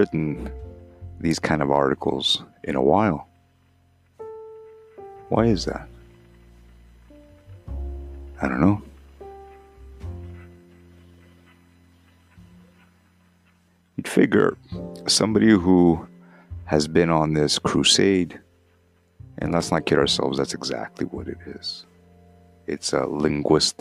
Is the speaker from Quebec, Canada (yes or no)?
yes; Montreal, Quebec, Canada; Growing up in Montreal, in the late 70s